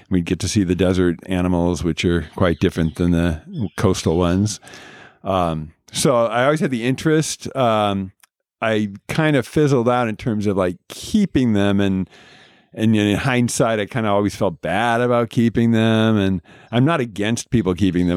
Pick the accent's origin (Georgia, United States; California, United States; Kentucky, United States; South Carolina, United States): California, United States; Southern; also born or lived in Oregon / Arizona; Grew up in Southern California